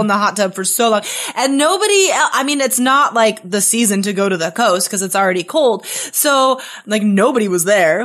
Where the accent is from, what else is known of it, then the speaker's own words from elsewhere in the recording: Carson City, Nevada, United States; moved away as an adult; also born or lived in Spain; my hometown. Uh, I'm from Carson City, Nevada